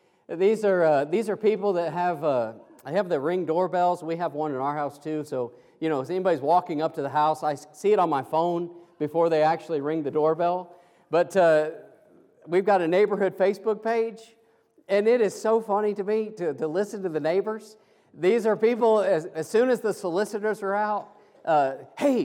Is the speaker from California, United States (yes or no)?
no; Kansas, United States; moved away; I'm an old farm boy from Kansas, and I grew up down the road from my grandparents